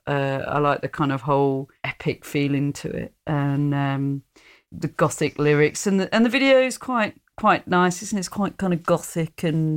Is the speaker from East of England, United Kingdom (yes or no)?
yes; Hertfordshire, East of England, United Kingdom; moved away; also born or lived in Sheffield; growing up in Hertfordshire